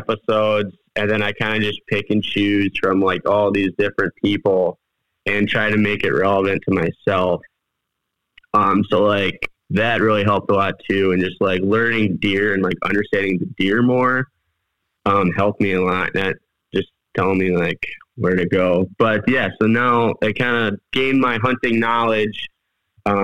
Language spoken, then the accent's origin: English; southwestern Wisconsin, United States; I've been hunting in southwestern Wisconsin my whole life.